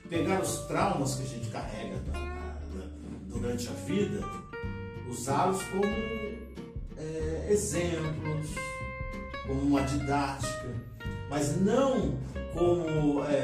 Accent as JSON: {"language": "Portuguese", "town": "Aparecida", "country": "Brazil", "tie": "born or raised there", "moved": "yes", "said": "nascido e criado em Santa Terezinha. Santa Terezinha, Minas"}